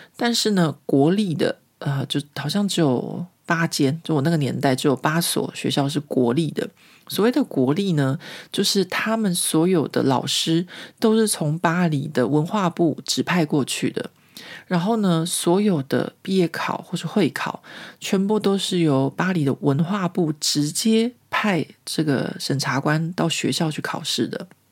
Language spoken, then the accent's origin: Chinese; Taiwan; moved away as an adult; now in Paris, France; 我毕竟来自台湾